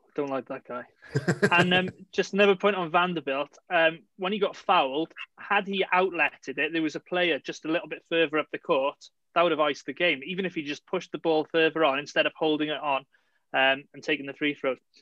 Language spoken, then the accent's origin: English; Cardiff, Wales, United Kingdom; my hometown team, Cardiff City